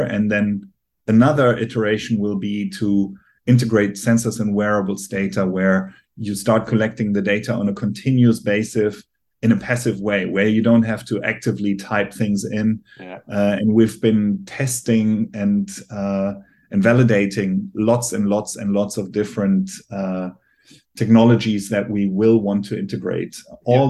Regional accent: Germany; accent: German; English is a second language; I'm obviously from Germany, as you can hear by my accent

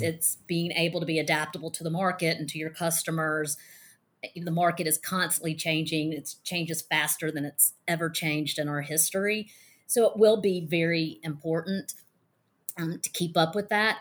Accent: Mississippi, United States; I'm from Mississippi and I'm a former attorney

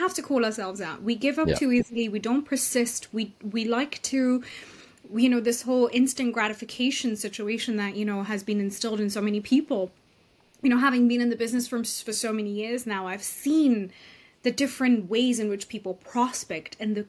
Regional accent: Austria; moved away; also born or lived in United Kingdom; And I grew up in Europe. I grew up in Austria, between Austria and Europe, like in the UK.

